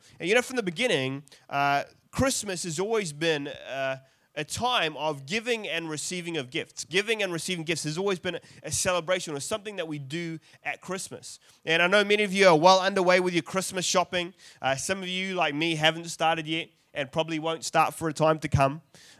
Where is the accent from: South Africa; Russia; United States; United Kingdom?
South Africa; born there; I'm South African by birth, and that was a terrible accent.